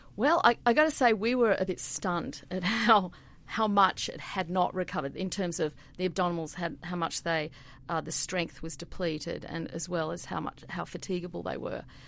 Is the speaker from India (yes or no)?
no; Sydney, New South Wales, Australia; moved away as an adult; also born or lived in Queensland; now in Milwaukee, United States; I grew up in Sydney.